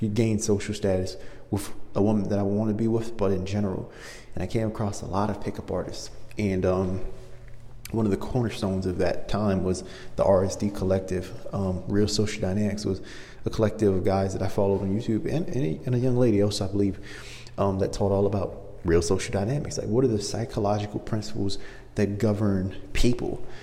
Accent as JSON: {"language": "English", "region": "Maryland", "country": "United States", "moved": "yes", "lives_now": "Los Angeles, United States", "said": "I'm from Maryland, and so I'm used to very cold winters"}